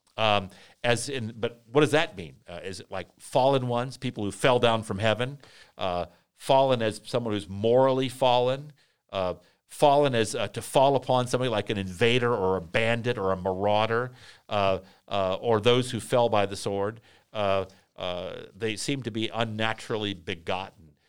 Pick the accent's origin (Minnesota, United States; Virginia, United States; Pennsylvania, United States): Virginia, United States; Vienna; Henry David Thoreau Junior High School in Vienna, Virginia, my hometown